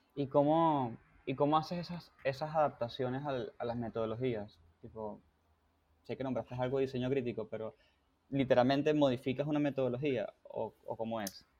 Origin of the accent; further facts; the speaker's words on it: Venezuela; yo soy venezolano también